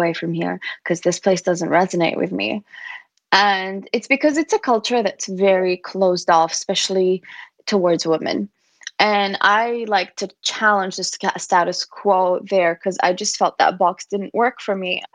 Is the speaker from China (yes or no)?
no; Kuwait; now in Barcelona, Spain; I grew up in Kuwait